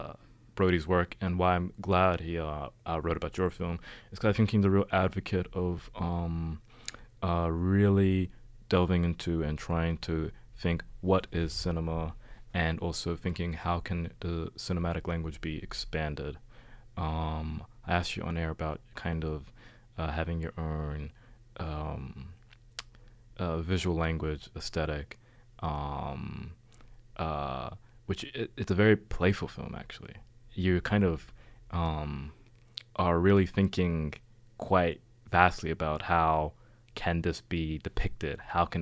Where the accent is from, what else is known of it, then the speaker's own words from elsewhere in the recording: Sydney, New South Wales, Australia; I'm from